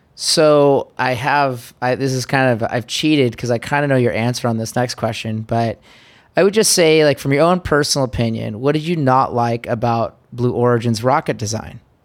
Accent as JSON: {"language": "English", "country": "United States", "said": "as an American"}